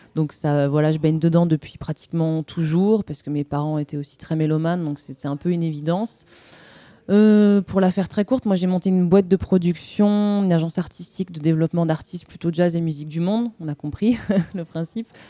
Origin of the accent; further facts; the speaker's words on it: Marciac, Occitania, France; je viens, enfin, j'ai grandi dans le Gers, plus précisément dans un petit village d'irréductibles musiciens jazzeux, qui est donc Marciac.